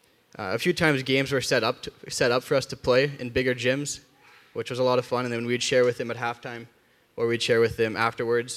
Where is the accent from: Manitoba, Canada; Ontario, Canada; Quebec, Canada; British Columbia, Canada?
Manitoba, Canada; Rosenort; where I grew up in Rosenort, I loved it.